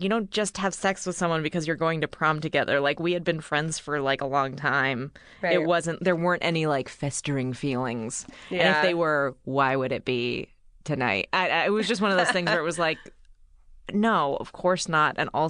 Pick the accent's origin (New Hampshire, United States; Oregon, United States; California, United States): California, United States; Bay Area; I grew up in the Bay Area.